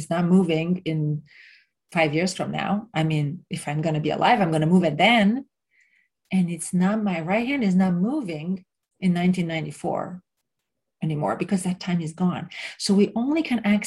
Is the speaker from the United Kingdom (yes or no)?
no; Romania; moved away; where I grew up in Romania